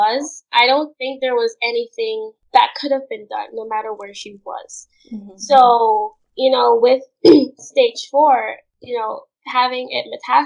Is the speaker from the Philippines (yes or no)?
no; Linden, Upper Demerara-Berbice, Guyana; moved away; Where I'm from in Guyana, they call it the mining town of Linden